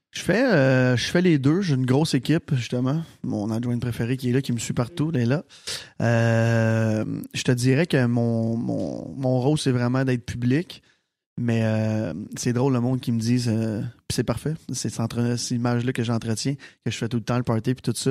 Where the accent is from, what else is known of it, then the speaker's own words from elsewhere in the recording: Sainte-Martine, Quebec, Canada; je viens de Sainte-Martine